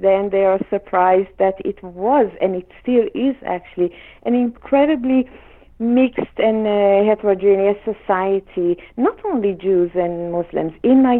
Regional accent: Tehran, Tehran Province, Iran; now in Jerusalem, Israel; born and I grew up in Tehran.

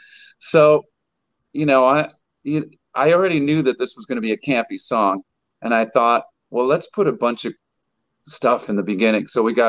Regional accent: New York, United States; I grew up in New York

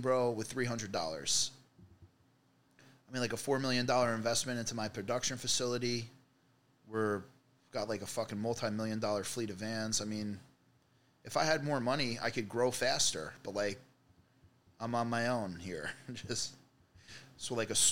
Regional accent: New Jersey, United States; also born or lived in Middlesex County, New Jersey / Monmouth County, New Jersey; I grew up in Jersey my whole life.

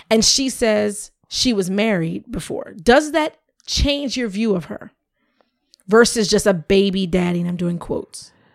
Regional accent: Camden, New Jersey, United States; also born or lived in Cherry Hill, New Jersey; I lived there, I went, I lived there till I was seven, but I went to school until fifth grade in Camden

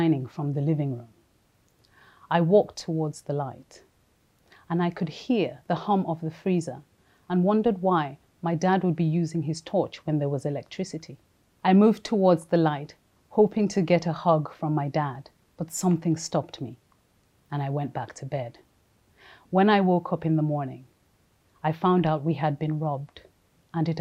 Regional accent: Nigeria; moved away as an adult; also born or lived in London; I was born in London to a Nigerian dad and a Jamaican mom. When I was 4, we moved to Nigeria, and this is where I lived till after university.

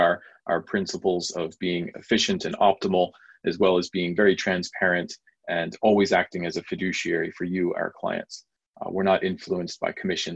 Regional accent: United States; moved away as an adult; now in London, United Kingdom; as an American living in London myself

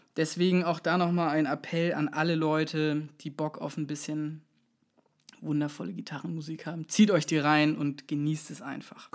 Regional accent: Kaltenkirchen, Schleswig-Holstein, Germany; bei uns in Kaltenkirchen

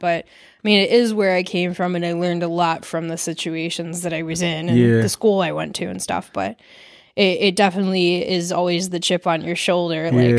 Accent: Farmington, Michigan, United States; I did. I grew up in Michigan.

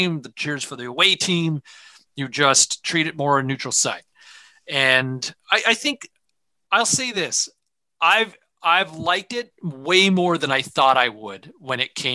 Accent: Ottawa, Ontario, Canada; the house growing up in Ottawa.

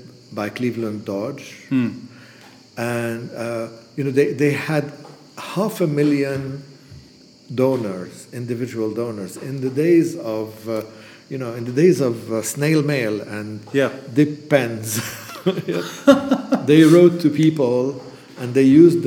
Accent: Beirut, Beirut Governorate, Lebanon; we're both from Ras Beirut, more or less

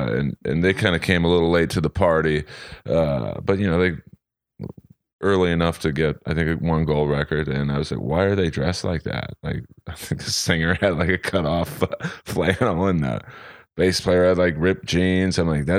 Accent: Los Angeles, California, United States; But so growing up in Bel Air, I would go to parties in Hollywood, and I'd have to take the Sunset Strip.

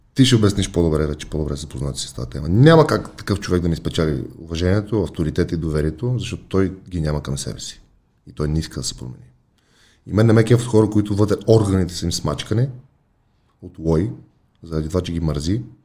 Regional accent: Bulgaria; аз съм българин, не съм американец

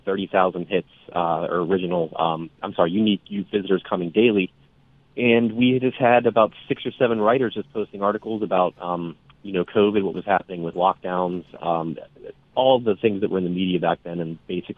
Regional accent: Pittsburgh, Pennsylvania, United States; I'm from Pittsburgh.

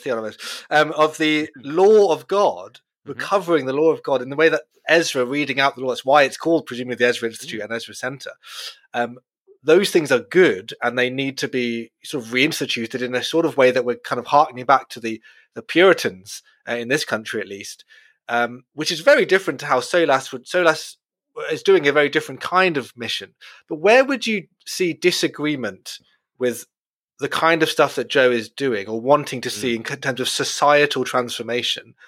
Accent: United Kingdom; we're all British

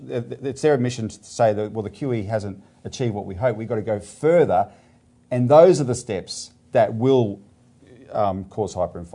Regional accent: Melbourne, Victoria, Australia; John and I are East Coasters. John's from Wollongong, I'm from Melbourne.

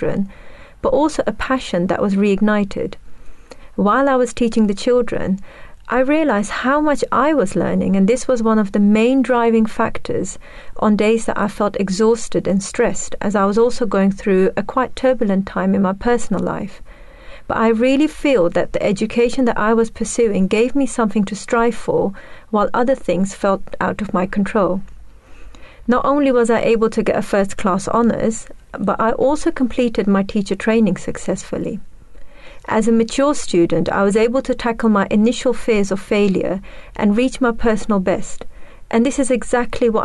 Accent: Netherlands; moved away as an adult; now in United Kingdom; I grew up in the Netherlands and I moved here at the age of 21

